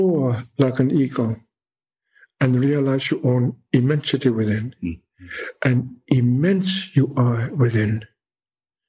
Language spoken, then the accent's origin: English; Greenland; the big ice of my land